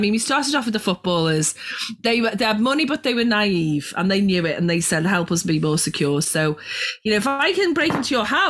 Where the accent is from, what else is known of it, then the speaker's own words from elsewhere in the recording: Liverpool, North West England, United Kingdom; when I grew up in Liverpool, not a lot going on